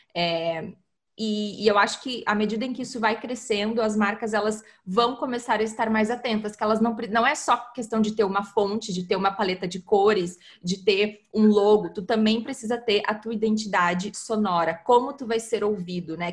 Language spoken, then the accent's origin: Portuguese; Porto Alegre, Rio Grande do Sul, Brazil; eu sou de Porto Alegre